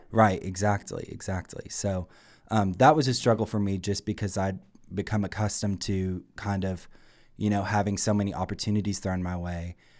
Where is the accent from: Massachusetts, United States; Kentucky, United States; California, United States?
Kentucky, United States; Campton; I'm from Campden, Kentucky.